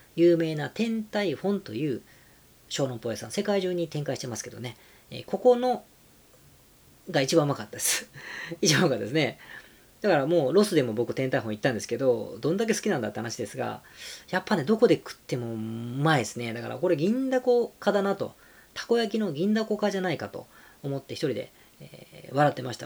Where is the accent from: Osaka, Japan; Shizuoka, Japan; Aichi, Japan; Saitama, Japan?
Osaka, Japan; also born or lived in Kanagawa; now in Tokyo, Japan; 大阪出身です、僕は。もう大阪より東京の方が東京っていうか神奈川東京の方がいる時間が長くなりました